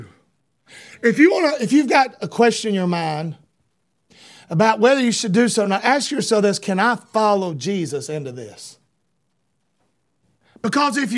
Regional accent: United States; I'm an American

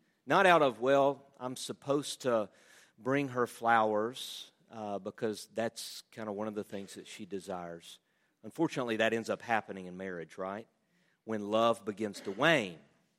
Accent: Southern United States, United States; We all love Jesus. Again, I'm a Southerner, you know.

